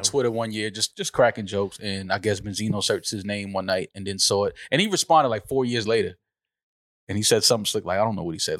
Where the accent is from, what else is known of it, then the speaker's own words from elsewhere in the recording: New York, United States; being a New Yorker